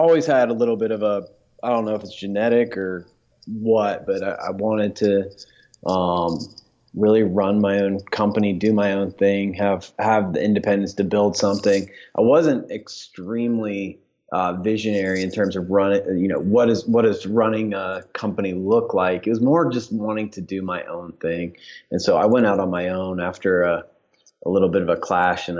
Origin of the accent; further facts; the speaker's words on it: Dayton, Ohio, United States; moved away as an adult; now in Atlanta, United States; growing up in Dayton, my wife and I got married there